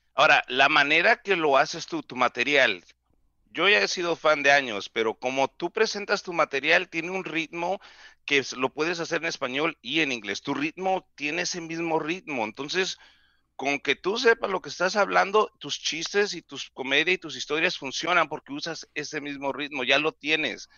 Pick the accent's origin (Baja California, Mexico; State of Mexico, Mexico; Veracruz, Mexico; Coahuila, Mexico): Baja California, Mexico; Mexicali; accent: pocho; Spanish is a second language; yo soy de Mexicali